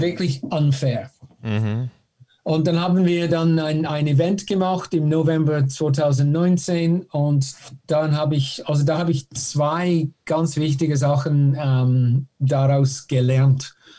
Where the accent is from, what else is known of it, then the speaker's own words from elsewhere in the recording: Canada; German is a second language; moved away as an adult; ich bin äh, in Kanada geboren.